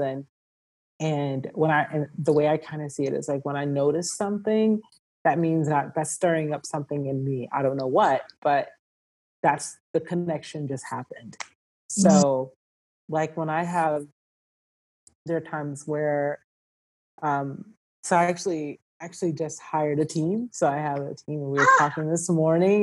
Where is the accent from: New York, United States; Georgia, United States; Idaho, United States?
Georgia, United States; moved away; also born or lived in California; I was born in California, but I was raised in Georgia